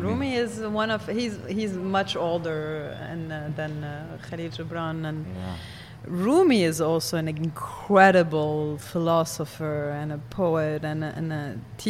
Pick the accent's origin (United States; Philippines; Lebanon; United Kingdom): Lebanon; first language Arabic; English is a second language; moved away